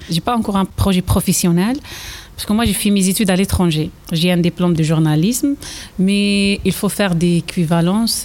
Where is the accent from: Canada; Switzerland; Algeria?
Algeria; French is a second language; moved away as an adult; now in Châtellerault, France; je viens d'arriver de l'Algérie. Ça fait 5 ans que je suis là